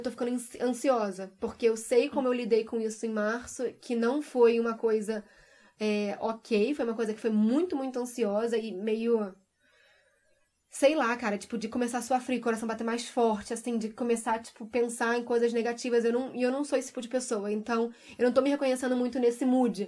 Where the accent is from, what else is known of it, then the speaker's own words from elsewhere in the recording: Brazil; moved away as an adult; eu saí do Brasil me sentindo muito insegura com tudo que estava acontecendo, deixando família